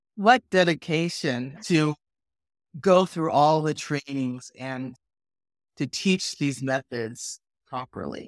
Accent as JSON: {"language": "English", "town": "Lamar", "region": "Colorado", "country": "United States", "tie": "born or raised there", "said": "I've known Lisa since age nine, as we grew up together in Lamar, Colorado"}